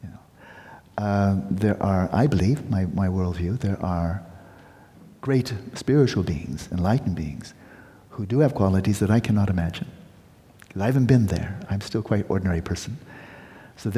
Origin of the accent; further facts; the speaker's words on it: United States; as an American